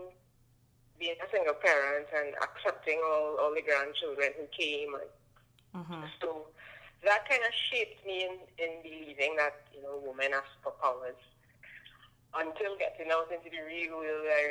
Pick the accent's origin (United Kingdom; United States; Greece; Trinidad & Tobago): Trinidad & Tobago; I am. I was born here